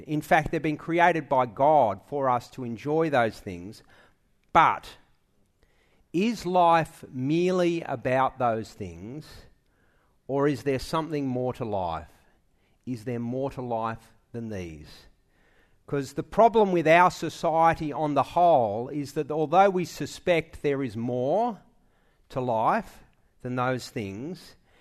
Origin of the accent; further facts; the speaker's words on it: Sydney, New South Wales, Australia; I was born in Manly Hospital